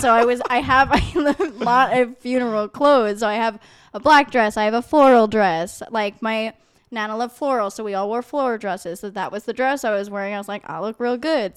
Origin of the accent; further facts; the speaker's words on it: New York, United States; I am from New York